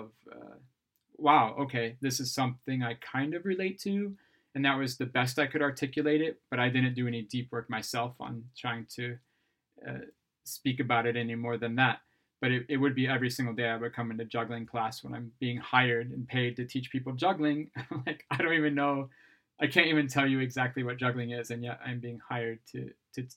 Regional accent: Ohio, United States; moved away as an adult; now in Sweden; I'm from Ohio

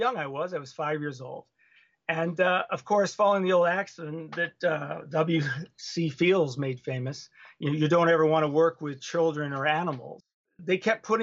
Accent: Los Angeles, California, United States; also born or lived in Los Gatos, California; I grew up in Hollywood, California

